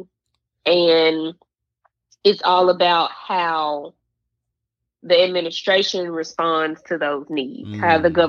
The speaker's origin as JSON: {"language": "English", "town": "Memphis", "region": "Tennessee", "country": "United States", "tie": "born or raised there", "also_born_or_lived": "New York", "said": "growing up in North Memphis and Frazier"}